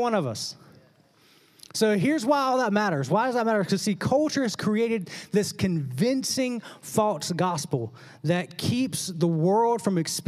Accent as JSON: {"language": "English", "region": "the South", "country": "United States", "tie": "born or raised there", "said": "growing up in the South"}